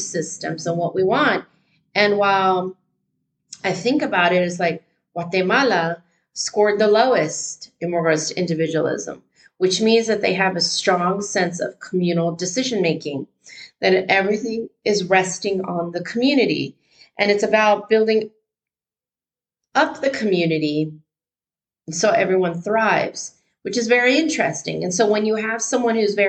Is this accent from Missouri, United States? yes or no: no; Northern California, United States; moved away as an adult; also born or lived in Dubai / Europe; I grew up in Northern California